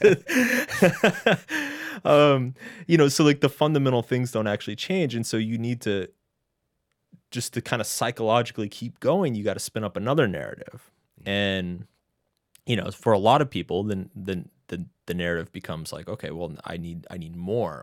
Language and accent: English; Texas, United States; moved away as an adult; also born or lived in Boston; now in New York City, United States; I grew up in Texas